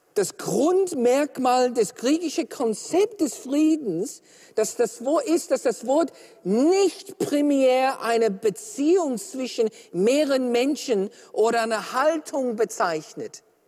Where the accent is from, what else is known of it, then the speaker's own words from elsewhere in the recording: Australia; ich bin Australier